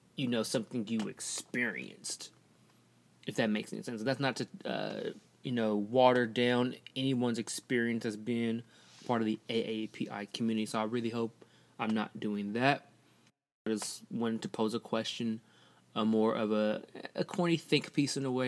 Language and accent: English; Portland, United States; I'm from Portland, so I mainly, I'm mainly around a lot of white people